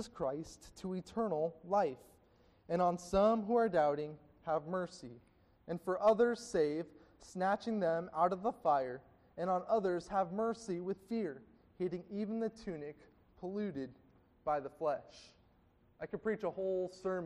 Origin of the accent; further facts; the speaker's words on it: Gilbert, Arizona, United States; I grew up in Gilbert, Arizona, and attended a classical charter school